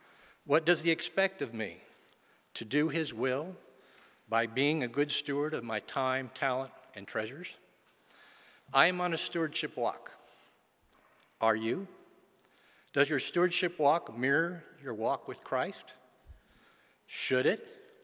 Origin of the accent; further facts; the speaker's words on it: western Venezuela, Venezuela; I was born and raised in Western Venezuela, the youngest of five children, two girls, followed by three boys.